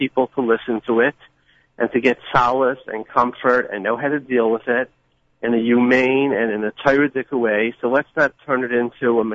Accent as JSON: {"language": "English", "town": "New York City", "region": "New York", "country": "United States", "tie": "born or raised there"}